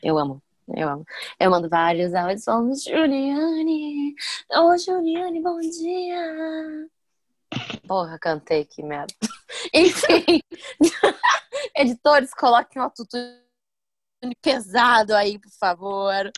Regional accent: Ivaté, Paraná, Brazil; accent: interior; moved away; Não pra cá, mas pra Ivati. Por isso que eu tenho às vezes um sotaquezinho do interior

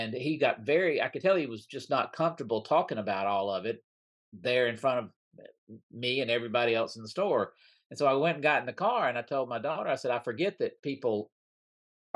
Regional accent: Mississippi, United States; I grew up in Mississippi.

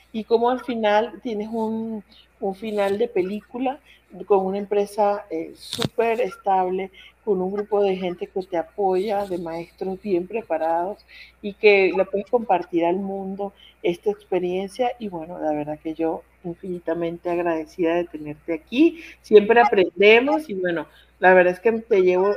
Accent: Venezuela; moved away as an adult; now in León, Mexico; cuando llegué de Venezuela, estamos acostumbrados a decir usted

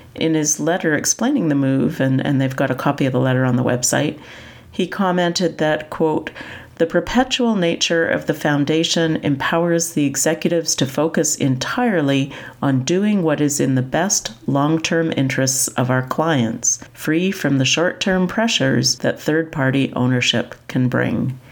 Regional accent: Canada; I'm from Canada

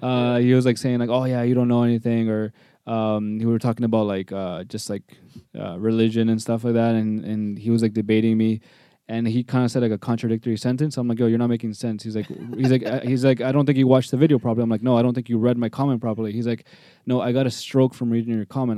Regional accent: Toronto, Ontario, Canada; I was born in Toronto, um, born and raised, live in North York

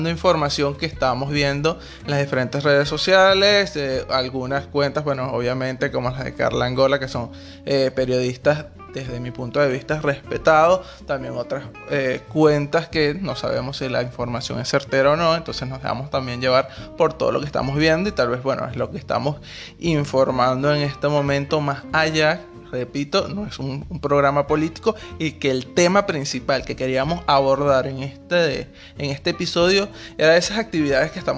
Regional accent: Venezuela; moved away as an adult; now in Buenos Aires, Argentina; nosotros somos venezolanos

